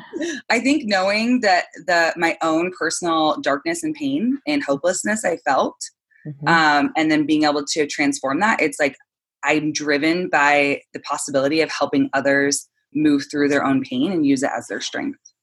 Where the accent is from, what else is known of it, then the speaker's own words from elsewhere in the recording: San Clemente, California, United States; now in Santa Monica, United States; I'm from San Clemente, California